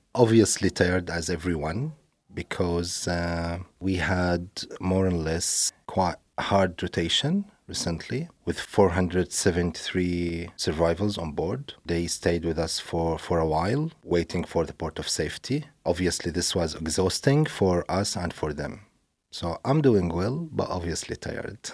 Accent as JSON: {"language": "English", "country": "Syria", "tie": "born or raised there", "moved": "yes", "said": "I grew up in Syria"}